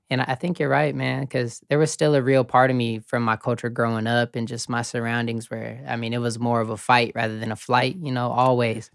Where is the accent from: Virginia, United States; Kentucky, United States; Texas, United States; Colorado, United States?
Colorado, United States; Colorado Springs; moved away as an adult; also born or lived in Kansas; I grew up in Colorado Springs